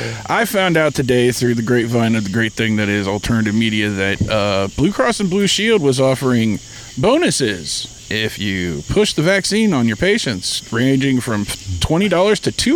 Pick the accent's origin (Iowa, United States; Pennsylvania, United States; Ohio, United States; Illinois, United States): Ohio, United States; We come from Ohio.